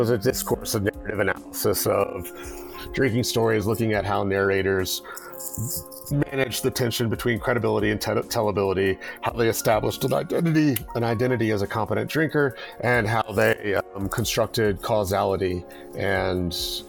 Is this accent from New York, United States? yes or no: no; Louisiana, United States; Louisiana was humid, and the food was excellent. And it was systematically dysfunctional in terms of its politics